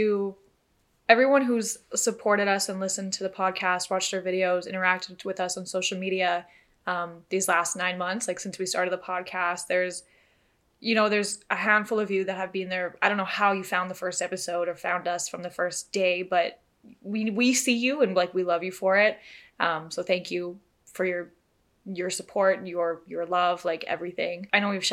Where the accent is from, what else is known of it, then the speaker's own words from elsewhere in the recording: Canada; we are just two girls from Canada